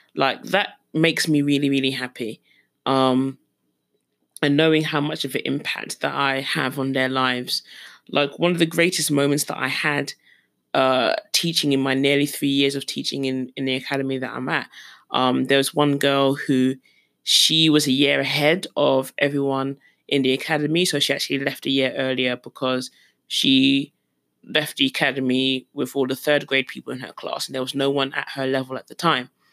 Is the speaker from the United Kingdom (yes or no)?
yes; London, United Kingdom; moved away as an adult; now in South Korea; growing up in London, um, it's a multitude of colors and a multitude of people